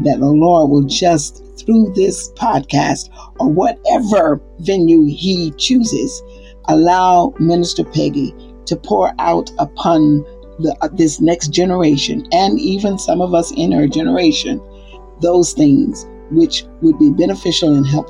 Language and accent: English; the South, United States; and I'm from the South. So at 1962, I remember I walked past white schools to get to my school.